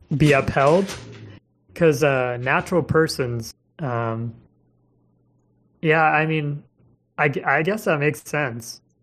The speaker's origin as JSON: {"language": "English", "region": "Missouri", "country": "United States", "moved": "yes", "said": "I'm from Missouri originally"}